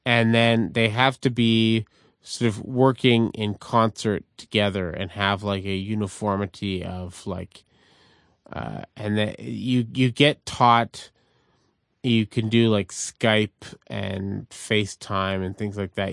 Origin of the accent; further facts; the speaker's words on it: Montreal, Quebec, Canada; as a Canadian growing up in Montreal in a neighborhood called Verdun